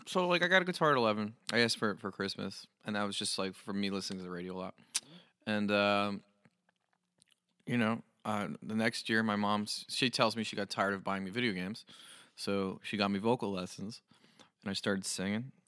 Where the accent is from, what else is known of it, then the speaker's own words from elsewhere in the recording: New Jersey, United States; I'm from New Jersey